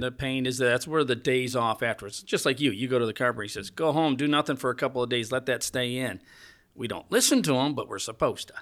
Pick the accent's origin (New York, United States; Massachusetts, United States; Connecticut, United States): New York, United States; …; I grew up here.